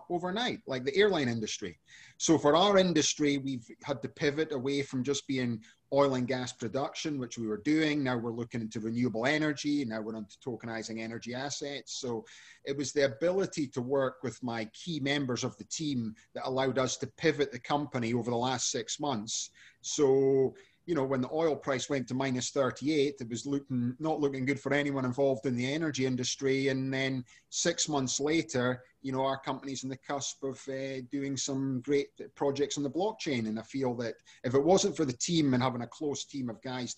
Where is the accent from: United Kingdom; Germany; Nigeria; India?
United Kingdom; Scotland; now in San Diego, United States; I'm originally from Scotland, but I live now in San Diego.